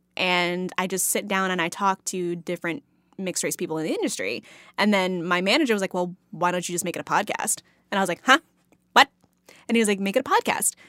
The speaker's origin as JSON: {"language": "English", "region": "Texas", "country": "United States", "tie": "born or raised there", "said": "growing up in Texas"}